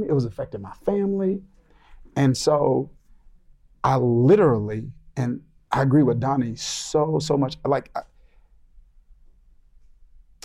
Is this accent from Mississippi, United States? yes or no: yes; Mississippi, United States; But I grew up in the South. We're in the South now. But I grew up in Mississippi